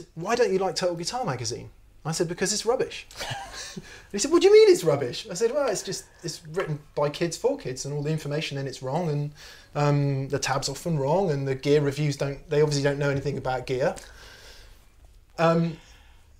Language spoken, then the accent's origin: English; Yeovil, South West England, United Kingdom; moved away as an adult; I needed to get out of my hometown because I lived in a small town called Yeovil in Somerset, or at least near there